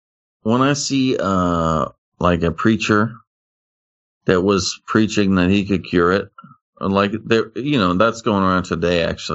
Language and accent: English; United States; Well, guess what? I'm American.